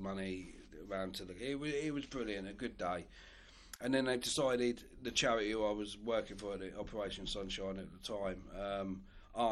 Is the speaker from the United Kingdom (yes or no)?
yes; Newport Pagnell, South East England, United Kingdom; also born or lived in Olney; I was born and bred in Newport Pagnell